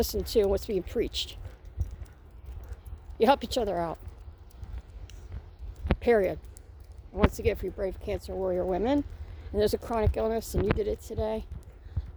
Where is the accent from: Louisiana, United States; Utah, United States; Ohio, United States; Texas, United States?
Ohio, United States; now in Indiana, United States; back to my hometown state of Ohio